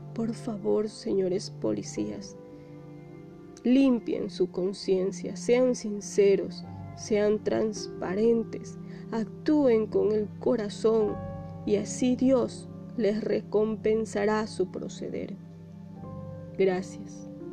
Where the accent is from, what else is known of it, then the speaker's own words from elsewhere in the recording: Ecuador; somos todos ecuatorianos